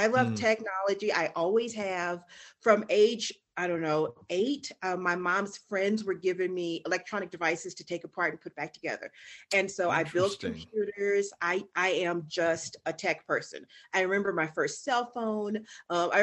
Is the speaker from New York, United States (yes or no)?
no; Texas, United States; I grew up in Texas.